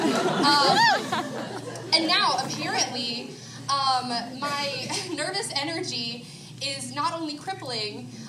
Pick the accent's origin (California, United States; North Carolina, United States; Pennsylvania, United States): North Carolina, United States; Belmont; I'm from Belmont, North Carolina